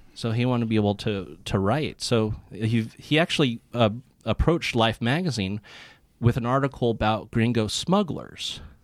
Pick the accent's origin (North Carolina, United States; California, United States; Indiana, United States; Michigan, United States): California, United States; Santa Cruz; Santa Cruz, which is where I'm from